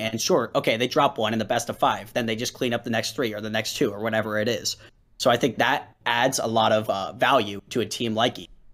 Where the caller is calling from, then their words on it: Philadelphia, Pennsylvania, United States; I'm calling from Philadelphia, Pennsylvania